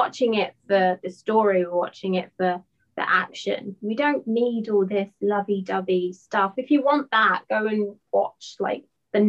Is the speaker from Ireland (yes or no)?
no; England, United Kingdom; especially obviously because I'm English, was the accent.